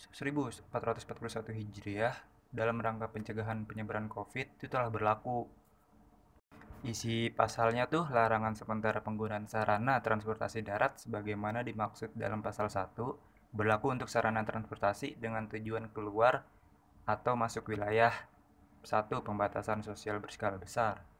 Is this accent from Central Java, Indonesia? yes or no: yes; Klaten, Central Java, Indonesia; kalau kampung gue pribadi tuh ada di Klaten kan Klaten kan deket ke Solo deket ke Jogja ya